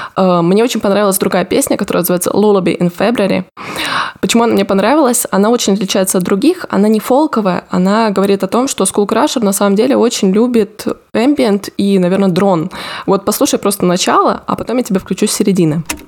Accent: Rostov Oblast, Russia; moved away; я из Ростовской области

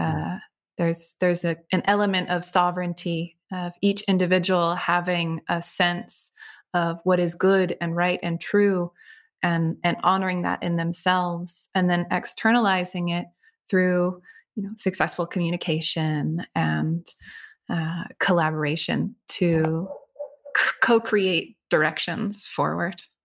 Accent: Connecticut, United States; I grew up in Connecticut on the lands of the Niantic Indian tribe

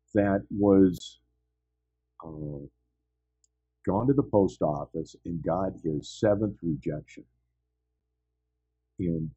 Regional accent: San Francisco, California, United States; I grew up in San Francisco area

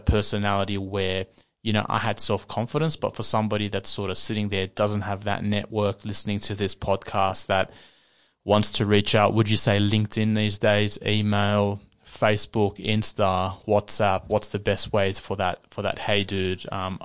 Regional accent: Sydney, New South Wales, Australia; growing up in Western Sydney, around the corner from Frankie

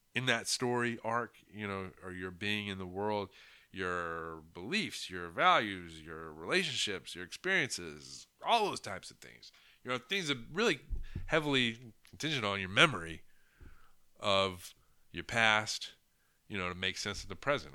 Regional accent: United States; as an American who grew up, you know, um, in the eighties and nineties

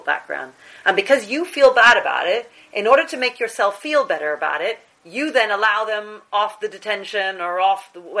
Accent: New Zealand; now in United Kingdom; I was born in New Zealand

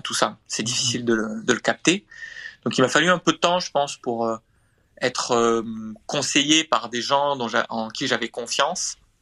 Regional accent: Montpellier, Occitania, France; Je suis de Montpellier.

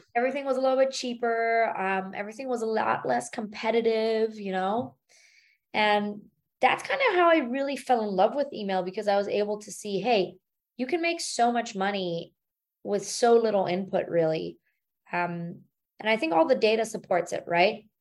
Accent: Germany; moved away as an adult; now in United States; born and raised in Germany

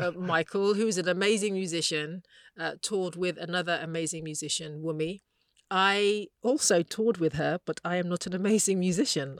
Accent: United Kingdom; I'm African, I'm British

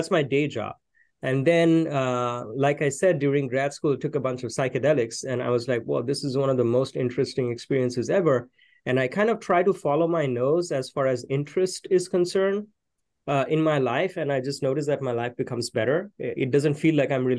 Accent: Kolkata, West Bengal, India; moved away as an adult; now in Austin, United States; I was born in the city of Calcutta

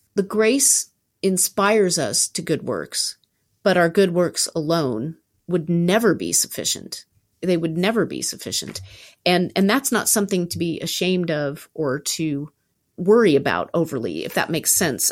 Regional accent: Southern California, United States; also born or lived in Berkeley, California; I went home immediately to my hometown in, in Southern California from Berkeley

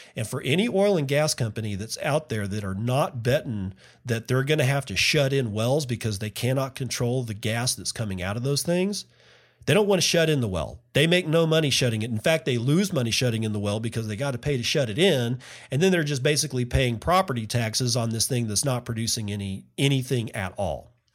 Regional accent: Permian Basin, Texas, United States; I grew up in the Permian Basin

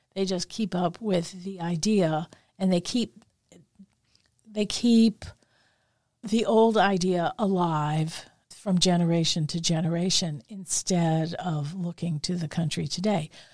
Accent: New Orleans, Louisiana, United States; growing up in the Italian community in New Orleans

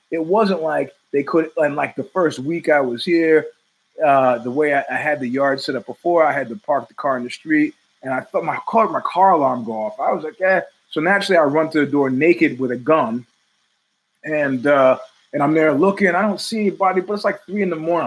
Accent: New York City, New York, United States; now in East Palo Alto, United States; as a New Yorker

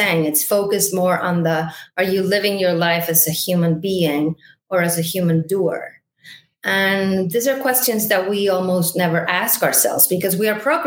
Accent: Mexico City, Mexico; moved away as an adult; now in United States; I am originally from Mexico City. I moved to the United States tomorrow, 14 years ago

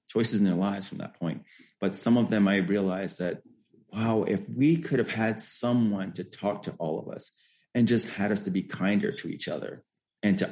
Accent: Elizabeth City, North Carolina, United States; moved away as an adult; also born or lived in Massachusetts; grew up in Elizabeth City, North Carolina

